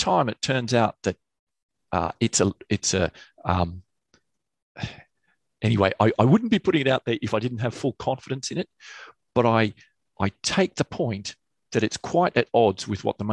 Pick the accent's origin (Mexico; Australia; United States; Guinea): Australia; Canberra, Australian Capital Territory; moved away as an adult; also born or lived in United Kingdom / Sydney, Australia; now in London, United Kingdom; I happened to be born in the UK. Mm. They went back to Australia. I grew up there